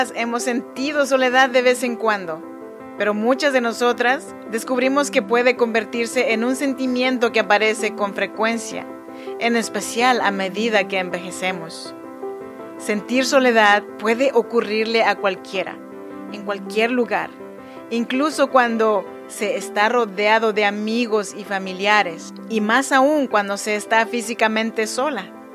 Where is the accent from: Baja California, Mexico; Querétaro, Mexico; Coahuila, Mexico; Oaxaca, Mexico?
Oaxaca, Mexico; Chinantec region; now in Sacramento, United States; yo soy nacida en Oaxaca, México, en la región de Chinantecos.